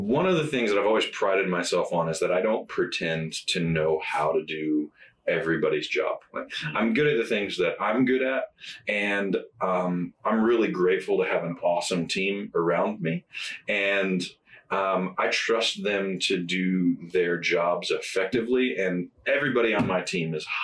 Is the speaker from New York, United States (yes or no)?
no; Indiana, United States; moved away as an adult; also born or lived in Memphis, Tennessee / Jonesboro, Arkansas; we're both from Indiana. We'd love to be back closer to family